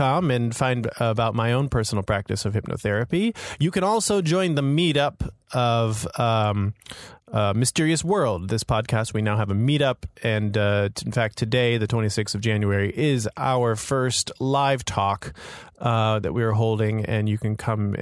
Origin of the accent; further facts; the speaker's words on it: Florida, United States; also born or lived in New York; now in Hong Kong; I grew up in Florida and I now live in Hong Kong